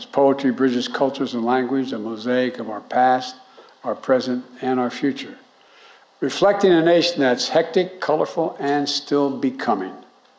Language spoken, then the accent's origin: English; Delaware, United States; a cherished son of my home state of Delaware